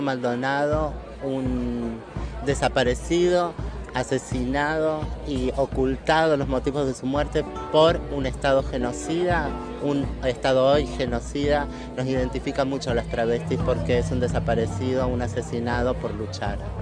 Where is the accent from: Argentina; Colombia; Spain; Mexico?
Argentina; soy de Argentina, eh, activista travesti